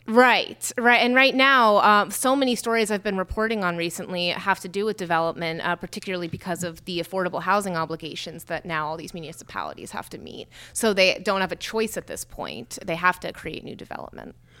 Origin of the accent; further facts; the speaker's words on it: Morristown, New Jersey, United States; I was born in Morristown